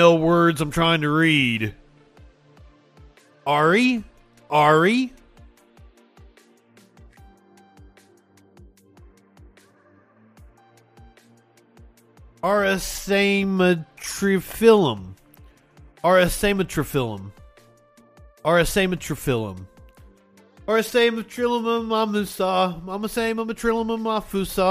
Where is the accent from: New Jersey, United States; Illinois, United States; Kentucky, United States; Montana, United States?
Kentucky, United States; Eastern; that's my natural accent, by the way. I'm from Eastern Kentucky